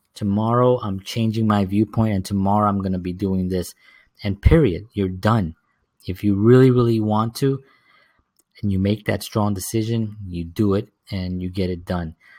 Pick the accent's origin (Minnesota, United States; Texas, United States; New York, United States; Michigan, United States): New York, United States; New York City; the inner cities where I grew up in the South Bronx